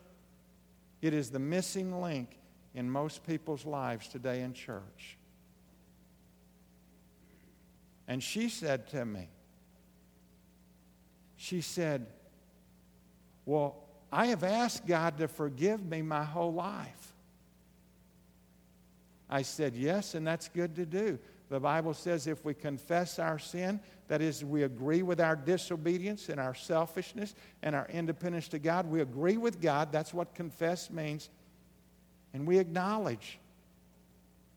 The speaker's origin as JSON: {"language": "English", "region": "Southeast Arkansas", "country": "United States", "tie": "born or raised there", "said": "I grew up in Southeast Arkansas on a little farm"}